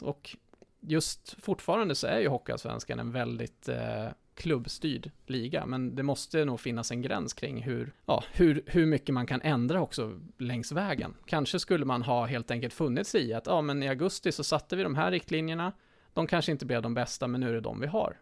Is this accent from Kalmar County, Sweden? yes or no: yes; Västervik, Kalmar County, Sweden; min hemstad Västervik